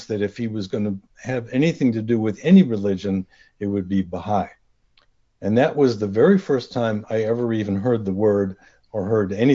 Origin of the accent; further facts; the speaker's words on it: Rochester, New York, United States; also born or lived in Brooklyn, New York; Although I was born in Brooklyn, I grew up near Rochester, New York.